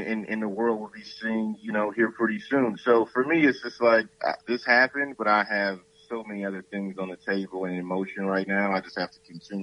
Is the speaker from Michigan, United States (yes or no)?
yes; Saginaw, Michigan, United States; I'm from Saginaw, Michigan